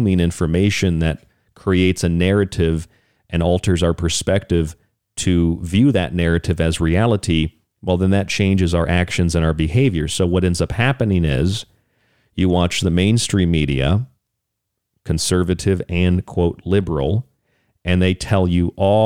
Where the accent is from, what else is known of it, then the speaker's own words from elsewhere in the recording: United States; As Americans